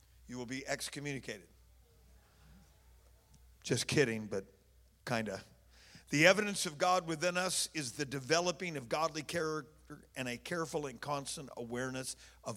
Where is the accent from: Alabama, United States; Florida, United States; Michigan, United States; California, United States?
California, United States; Oakland; I'm from Oakland